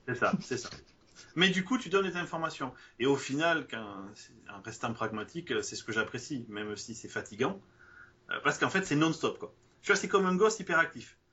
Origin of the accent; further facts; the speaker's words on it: France; je suis français